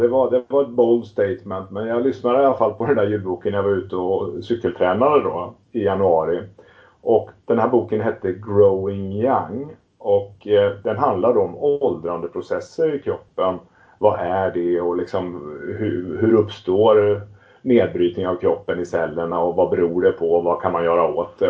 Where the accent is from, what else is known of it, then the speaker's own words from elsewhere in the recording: Västervik, Kalmar County, Sweden; now in Stockholm, Sweden; jag är ursprungligen uppvuxen i Småland, en liten stad som heter Västervik på ostkusten